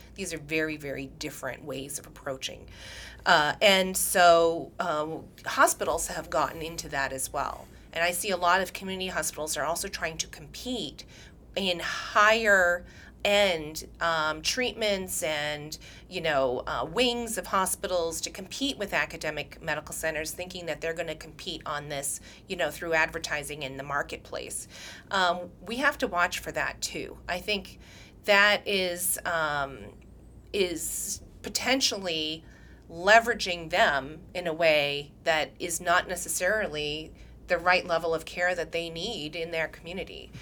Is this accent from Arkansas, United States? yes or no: no; New Hampshire, United States; now in Massachusetts, United States; I grew up in New Hampshire.